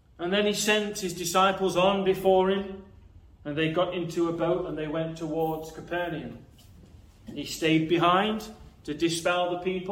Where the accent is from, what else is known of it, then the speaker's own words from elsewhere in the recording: Nottinghamshire, East Midlands, United Kingdom; I'm from Nottinghamshire